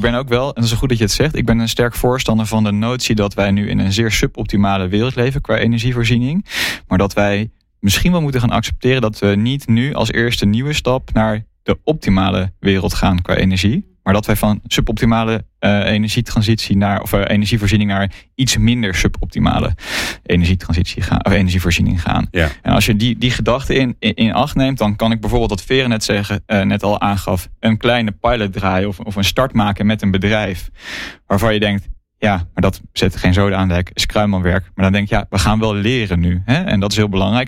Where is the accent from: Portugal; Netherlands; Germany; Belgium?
Netherlands; als, als Nederlander